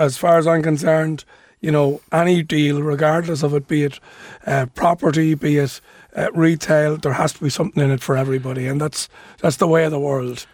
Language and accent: English; Dún Laoghaire, Leinster, Ireland; in my hometown of Dunleary